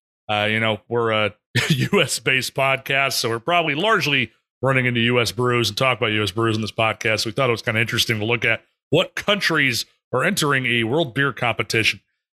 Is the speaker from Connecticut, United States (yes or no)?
yes; Connecticut, United States; my home state of Connecticut